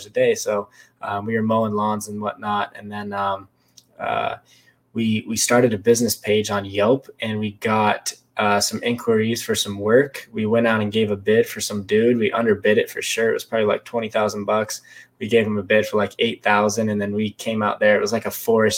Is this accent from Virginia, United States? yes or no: no; Las Vegas, Nevada, United States; moved away as an adult; also born or lived in Lake Tahoe / Reno, Nevada; now in San Diego, United States; I was born in Lake Tahoe. I grew up in Las Vegas. When I was five or so, I moved to Vegas. Grew up in Vegas